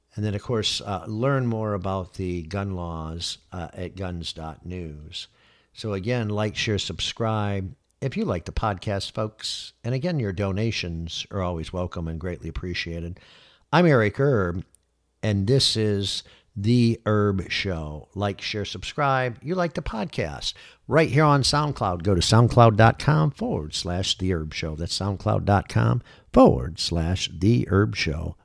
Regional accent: Michigan, United States; moved away as an adult; now in Florida, United States; born and raised in Michigan, here for thirty-six years, and then had left for twenty years

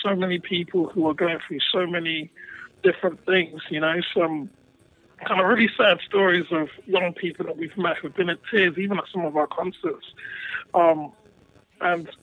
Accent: London, United Kingdom; accent: posher twang; also born or lived in Ghana; I'm from West London, so I live in a place called Hounslow, which is near Heathrow

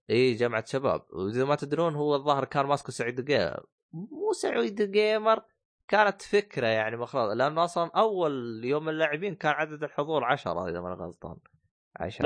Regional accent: Saudi Arabia

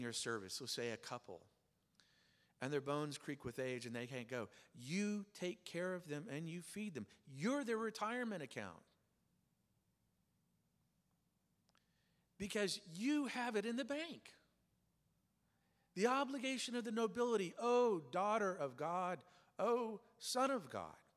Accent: Oklahoma, United States; I grew up in Oklahoma

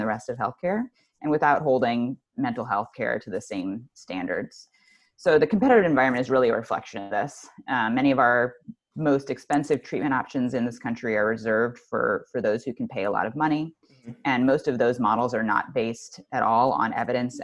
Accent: just outside of Cleveland, Ohio, United States; I grew up just outside of Cleveland, Ohio

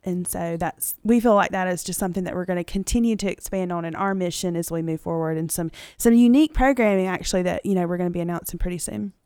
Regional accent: Dothan, Alabama, United States; I'm homegrown. I mean, I like to tell people that. I'm from Dayton, Alabama

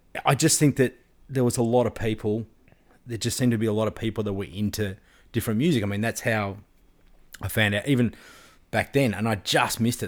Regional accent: Frankston, Victoria, Australia; I was from Frankston

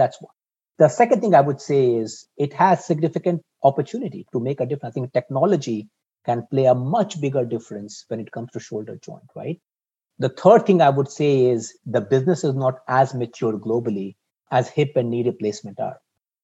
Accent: India; also born or lived in Singapore; now in Boston, United States; I grew up in India, so I have affinity for Asia Pacific

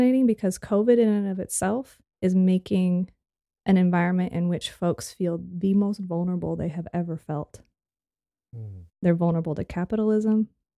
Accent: West Coast, United States; a kid growing up on the West Coast, we learned about the civil rights movement of being something that happened in the other part of the country

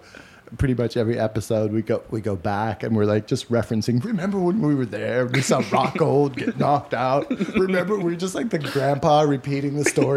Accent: Portland, Oregon, United States; now in Los Angeles, United States; growing up in Portland. Back then it was a little bit of a different city. It was more of a white trash city

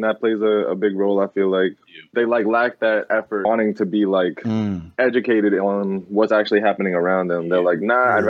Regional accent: New York, United States; now in Connecticut, United States; I'm from Connecticut, originally from New York.

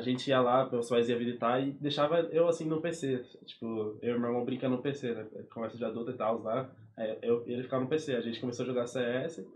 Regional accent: São Paulo, Brazil; moved away; eu nasci lá, fui crescido lá desde menor

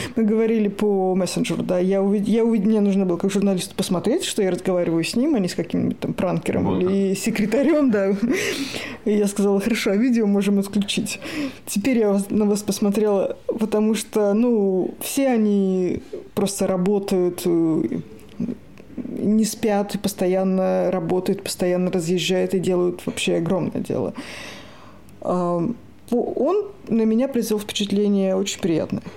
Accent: Moscow, Russia; moved away as an adult; now in Sweden; я из Москвы

